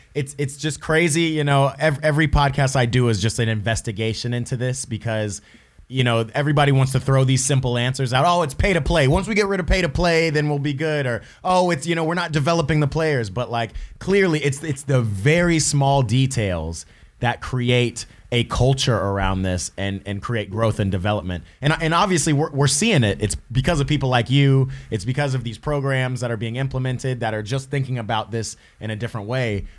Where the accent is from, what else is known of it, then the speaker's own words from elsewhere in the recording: Atlanta, Georgia, United States; moved away; my hometown Atlanta